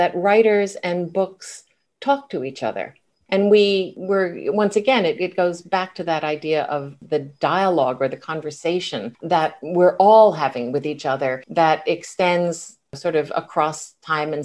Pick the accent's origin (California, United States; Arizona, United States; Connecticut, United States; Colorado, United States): Connecticut, United States; New Haven; growing up in New Haven, Connecticut in like the 1950s and 1960s